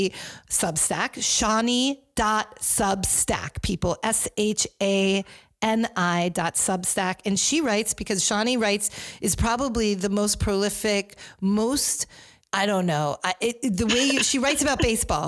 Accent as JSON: {"language": "English", "town": "Rye", "region": "New York", "country": "United States", "tie": "born or raised there", "said": "when I was growing up in New York in Rye"}